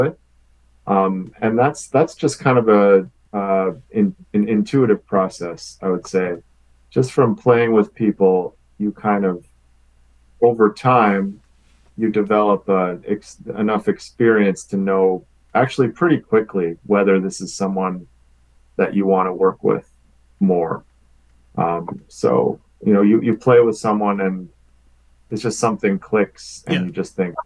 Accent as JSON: {"language": "English", "town": "Winnipeg", "region": "Manitoba", "country": "Canada", "tie": "born or raised there", "said": "I grew up in Winnipeg"}